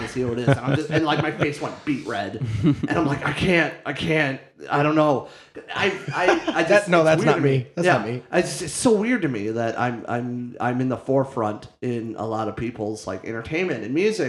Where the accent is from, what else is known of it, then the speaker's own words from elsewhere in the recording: Copley, Ohio, United States; now in Toledo, United States; I'm originally from Akron, Ohio, in a town called Copley